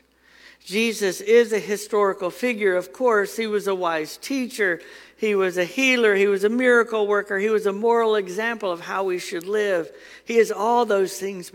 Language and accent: English; Huntsville, Alabama, United States; I grew up in Huntsville, and on Governor's Drive, there's a big old church